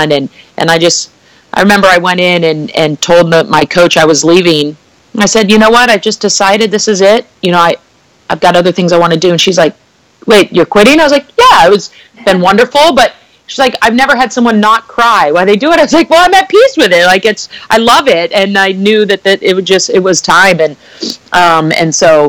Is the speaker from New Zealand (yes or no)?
no; Bay Area, Northern California, United States; born or raised there